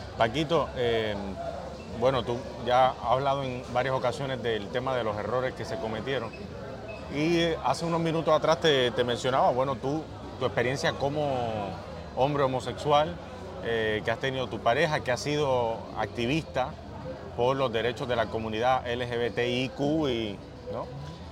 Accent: Puerto Rico; vivimos nosotros los puertorriqueños

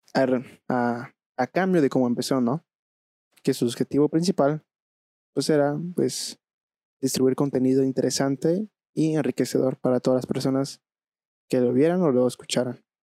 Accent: Veracruz, Mexico; now in Querétaro, Mexico; yo radico en la ciudad de, Querétaro, pero bueno, yo vengo de Veracruz

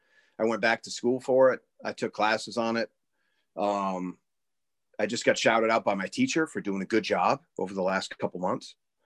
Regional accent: Iowa, United States; You know, we're from Iowa. We're from here.

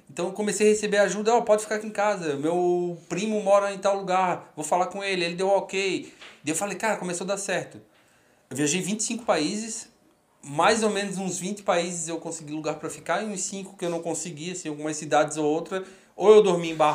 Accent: Florianópolis, Santa Catarina, Brazil; also born or lived in Rio Grande do Sul / Curitiba / São Paulo; eu sou de Floripa, eu morei no, Rio Grande, no

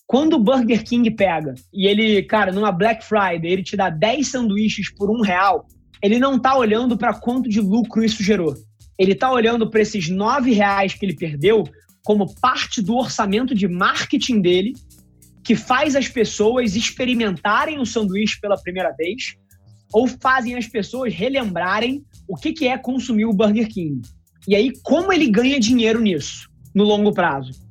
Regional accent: Cabo Frio, Rio de Janeiro, Brazil; sou aqui de Cabo Frio, vi que você tá, pô, pela cidade

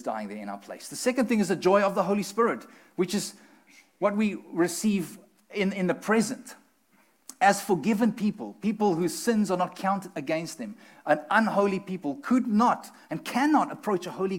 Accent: South Africa; moved away; we're from South Africa

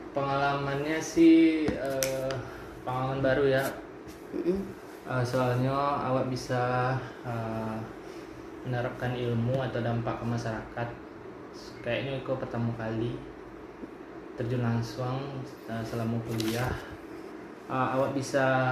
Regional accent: Bukittinggi, West Sumatra, Indonesia; Lahir di Bukit Tinggi, 25 Januari 1999

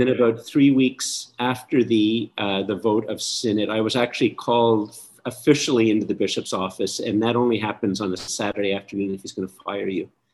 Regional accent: Canada; I'm very Canadian. I, I really am very Canadian

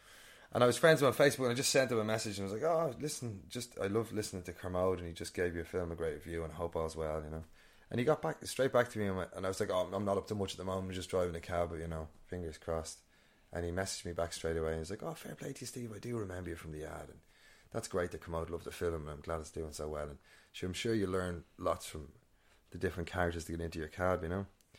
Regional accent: Northern Ireland, United Kingdom; born there; I was born in Northern Ireland, a lot of family up there.

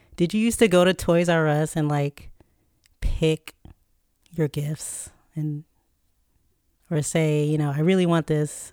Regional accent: Chesapeake, Virginia, United States; Dollar Tree, which is headquartered in my hometown

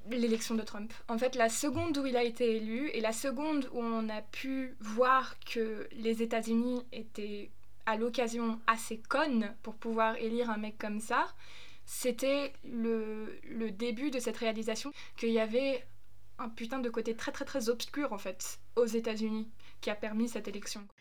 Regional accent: Germany; moved away; also born or lived in United States; je suis allemande

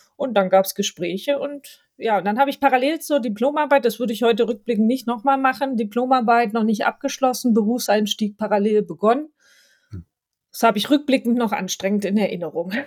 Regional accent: Stuttgart area, Baden-Württemberg, Germany; accent: Swabian; ich bin ja Schwabe, erstmal ein Baden-Württemberg-Kind, deswegen Schwäbisch und Hochdeutsch äh, trifft man bei mir per se an. Ich komme aus der Ecke rund um Stuttgart

